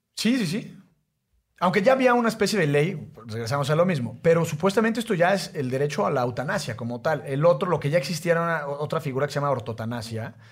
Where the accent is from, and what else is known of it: Mexico